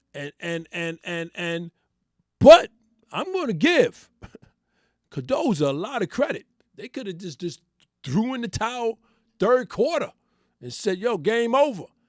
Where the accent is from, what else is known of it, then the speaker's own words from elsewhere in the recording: New York City, New York, United States; I'm born and raised in New York City.